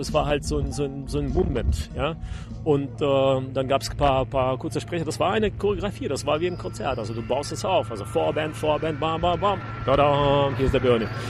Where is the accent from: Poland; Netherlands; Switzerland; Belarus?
Belarus; Gomel, Gomel Region; German is a second language; moved away; also born or lived in Cologne, Germany / Berlin, Germany / United States; Ich bin aus Gormel. Ich bin da ähm, ein bisschen aufgewachsen